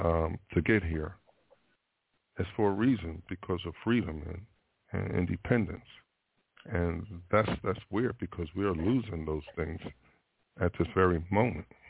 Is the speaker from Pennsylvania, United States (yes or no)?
yes; Philadelphia, Pennsylvania, United States; now in Florida, United States; being from Philadelphia